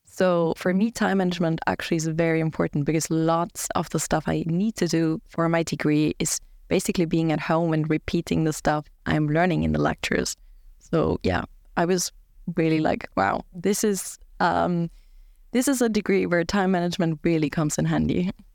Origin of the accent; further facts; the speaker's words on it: Germany; now in Sweden; I'm from Germany